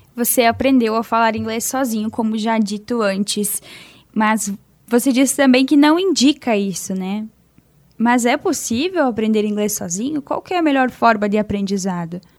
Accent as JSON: {"language": "Portuguese", "region": "Western Santa Catarina", "country": "Brazil", "accent": "Oeste Catarinense", "said": "onde eu morava, no Oeste Catarinense. E é o meu jeito de falar"}